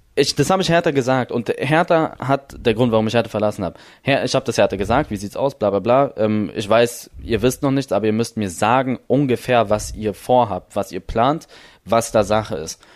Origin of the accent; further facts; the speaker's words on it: Berlin, Germany; ich bin in Berlin geboren